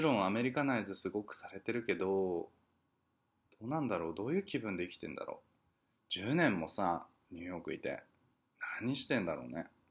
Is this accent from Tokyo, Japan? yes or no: yes; Tokyo, Japan; moved away as an adult; now in New York, United States; 生まれてから二十、二十三年しか東京にいなかったのにさ